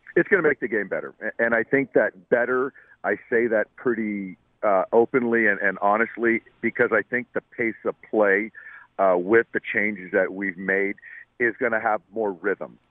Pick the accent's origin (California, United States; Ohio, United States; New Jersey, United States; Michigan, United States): California, United States; San Diego; I'm from San Diego